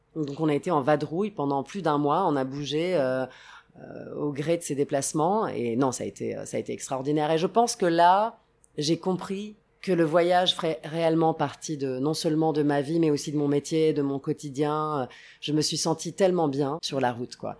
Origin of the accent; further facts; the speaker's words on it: Rome, Lazio, Italy; moved away; also born or lived in Sicily; J'ai grandi à Rome, mais je passais énormément de temps en Sicile, plutôt à l'ouest de la Sicile